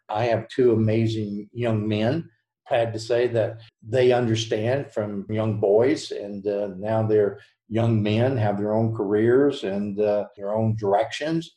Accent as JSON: {"language": "English", "region": "the South", "country": "United States", "accent": "Southern", "said": "with the Southern tongue"}